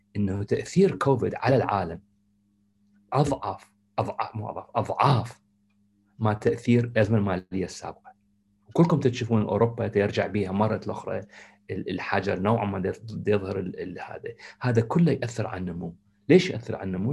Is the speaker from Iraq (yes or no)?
yes; Iraq; moved away; احنا آه، كعراقيين